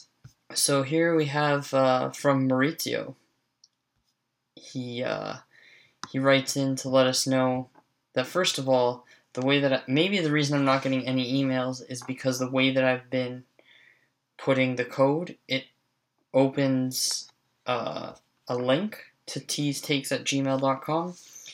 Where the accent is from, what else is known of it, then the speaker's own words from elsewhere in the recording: Canada; I'm Canadian